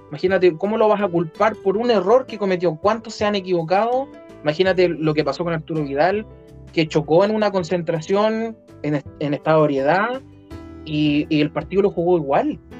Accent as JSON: {"language": "Spanish", "country": "Chile", "said": "Pero fíjate que como chilenos pusimos toda nuestra fe en un jugador que es mitad inglés, mitad chileno"}